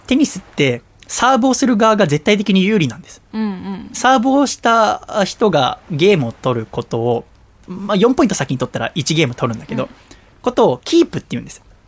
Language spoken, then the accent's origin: Japanese; Yokohama, Kanagawa, Japan; 私はね横浜生まれ横浜育ちだから